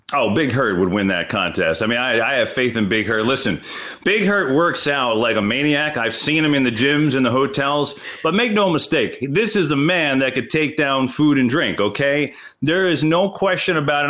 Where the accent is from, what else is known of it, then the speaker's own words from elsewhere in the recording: Bloomfield, New Jersey, United States; growing up in Bloomfield, New Jersey